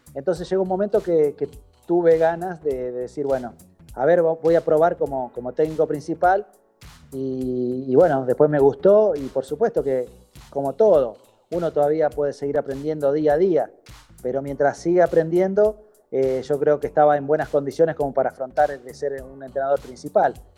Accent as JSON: {"language": "Spanish", "town": "San José de la Esquina", "region": "Santa Fe", "country": "Argentina", "tie": "born or raised there", "also_born_or_lived": "Colombia / Chile / Venezuela", "moved": "as an adult", "said": "el equipo de mi pueblo"}